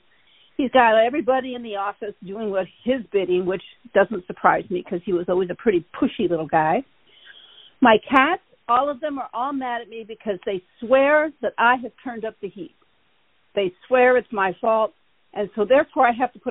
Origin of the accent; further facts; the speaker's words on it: Michigan, United States; now in Los Angeles, United States; I grew up in Michigan